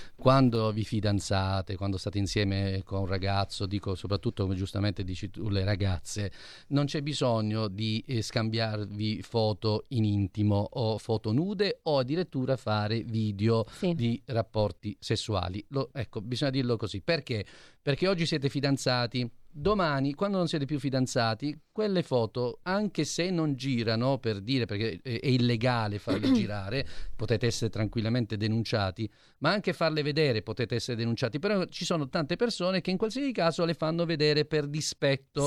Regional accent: Apulia, Italy; io da buon pugliese

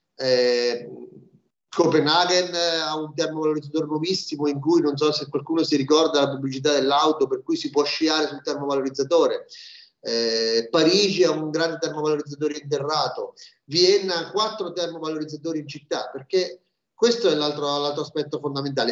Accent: Marche, Italy; Io sono marchigiano

